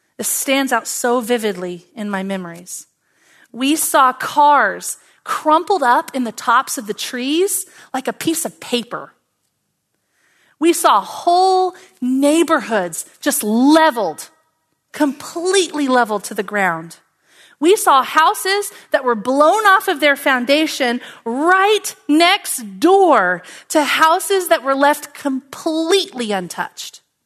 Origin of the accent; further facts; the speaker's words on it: Oklahoma, United States; Now, I grew up in Oklahoma